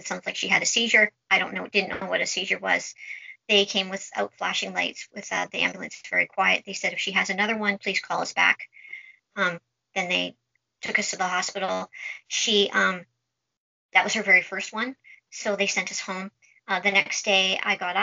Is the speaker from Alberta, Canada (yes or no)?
no; Vancouver, British Columbia, Canada; I'm from Vancouver, British Columbia, Canada.